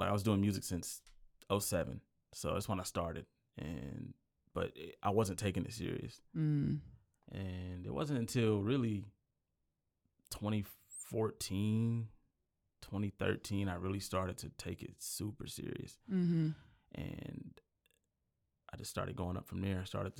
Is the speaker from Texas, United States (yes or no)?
yes; Belton, Texas, United States; also born or lived in Temple; I was born in Temple, Texas, raised in Belton. You know, small town boy